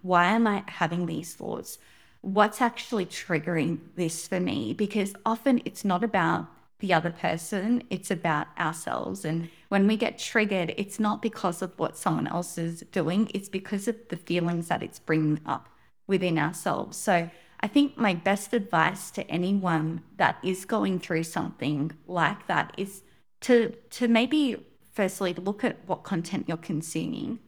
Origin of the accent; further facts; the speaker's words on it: Sydney, New South Wales, Australia; I was born in Sydney, Australia